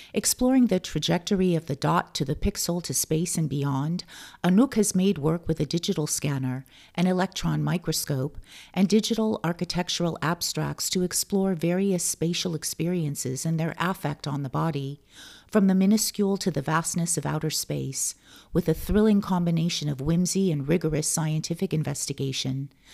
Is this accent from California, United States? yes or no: yes; Los Angeles, California, United States; moved away; my hometown of Los Angeles